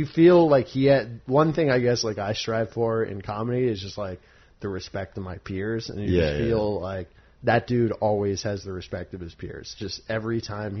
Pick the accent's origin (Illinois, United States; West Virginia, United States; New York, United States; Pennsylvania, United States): New York, United States; I'm a born and bred New Yorker